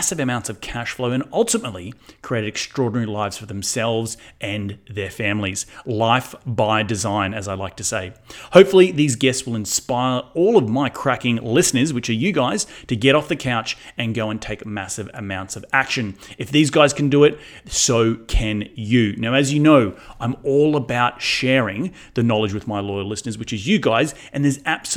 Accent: Australia; moved away; coming from Australia, where we don't actually have 1031s exchanges in Aussie

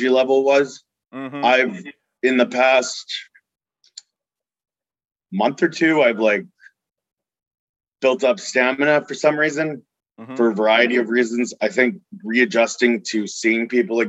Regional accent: Gaithersburg, Maryland, United States; moved away as an adult; now in Baltimore, United States; I grew up in the Gaithersburg, Germantown area of Maryland

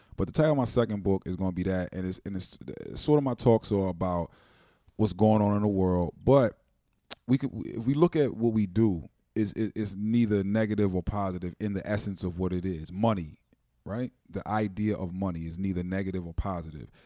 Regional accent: Wilmington, Delaware, United States; I'm from Wilmington, Delaware

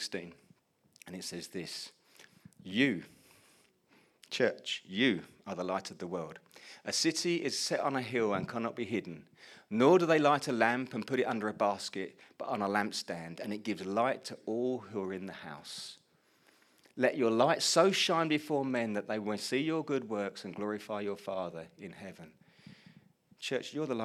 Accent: Colchester, East of England, United Kingdom; also born or lived in Chelmsford; I moved back home from Chelmsford to Colchester to be back in my family home

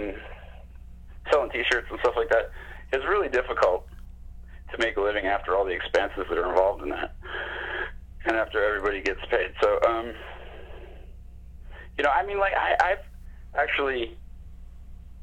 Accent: United States; moved away as an adult; now in Canada; I'm American

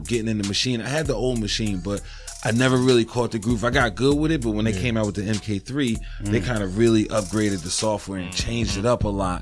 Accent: New York City, New York, United States; also born or lived in Poughkeepsie, New York; now in Massachusetts, United States; I'm originally from Harlem. I was born in Harlem. I lived in Harlem until I was about 15.

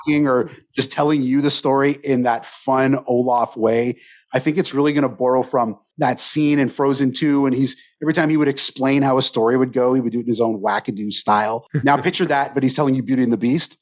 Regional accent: Canada; I'm Canadian, so I had my Thanksgiving last month.

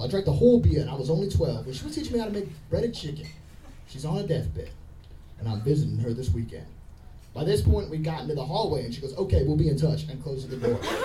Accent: Texas, United States; I'm from Texas

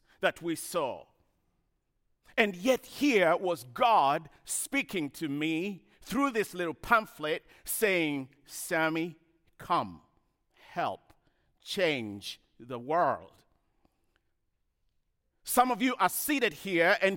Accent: Kenya; moved away; I grew up in Kenya, as you heard, in a small village.

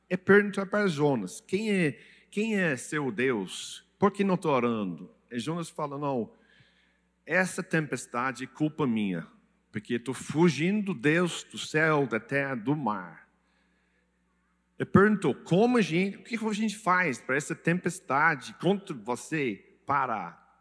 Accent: England, United Kingdom; Portuguese is a second language; moved away; Desculpe meu português, é, eu sou inglês, mas eu, eu falo um pouco

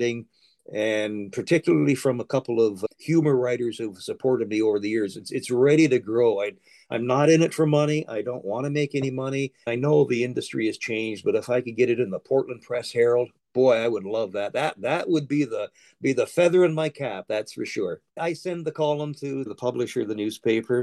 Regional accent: Brantford, Ontario, Canada; here in my hometown in Brantford

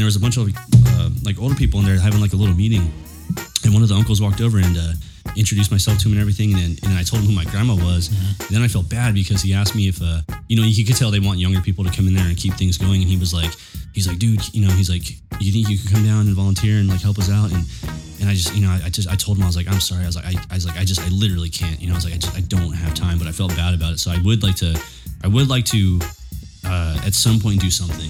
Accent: Chula Vista, California, United States; I grew up in Chula Vista at my grandma's pad

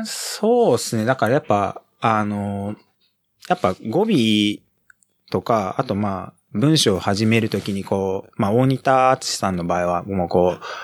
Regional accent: Ichikawa, Chiba, Japan; moved away; also born or lived in Kamata, Ota, Tokyo / Osaka; 千葉の市川市の方に、えっ、ー、と、移って、はい、幼稚園はずっと、だ千葉、で育っ

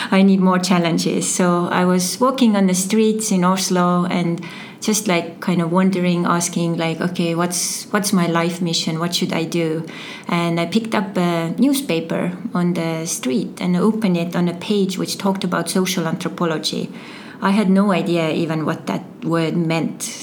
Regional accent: Türi, Järva County, Estonia; English is a second language; moved away as an adult; also born or lived in Paide; I'm originally from Estonia um, and I was born in Paide and uh, growing up in uh, Turi area.

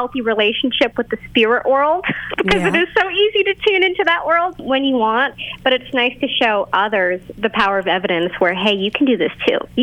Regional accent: Boston, Massachusetts, United States; I'm from Boston, Massachusetts

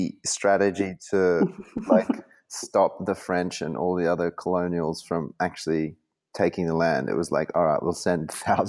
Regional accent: Philippines; born there; My mother is Filipina, and I was born in the Philippines, but dad is Australian.

